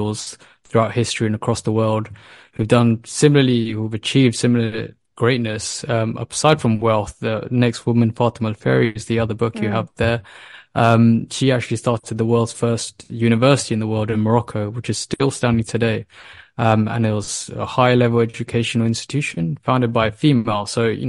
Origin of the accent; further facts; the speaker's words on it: United Kingdom; I mean, myself, my co-founders, we all were born and raised in the UK, and you know, the UK education system is revered globally.